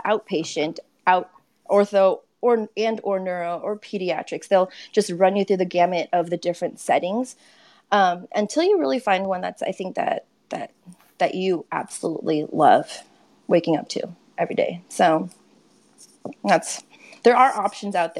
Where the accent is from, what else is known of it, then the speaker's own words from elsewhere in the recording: California, United States; moved away as an adult; also born or lived in Texas; I'm originally from California.